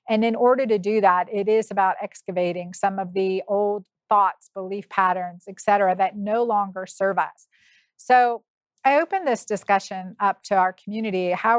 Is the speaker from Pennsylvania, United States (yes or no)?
yes; Pennsylvania, United States; I'm from Pennsylvania.